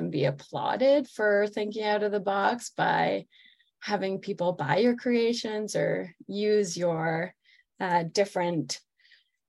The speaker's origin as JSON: {"language": "English", "town": "Toronto", "region": "Ontario", "country": "Canada", "also_born_or_lived": "New York / San Francisco", "moved": "as an adult", "lives_now": "Colorado, United States", "said": "I'm actually from Toronto, Canada, originally, and moved to the United States, oh, like 14 years ago now."}